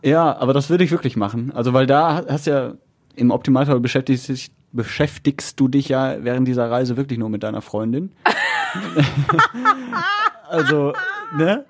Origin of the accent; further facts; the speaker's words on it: Margarethenhöhe, North Rhine-Westphalia, Germany; weil es ja so meine Heimat ist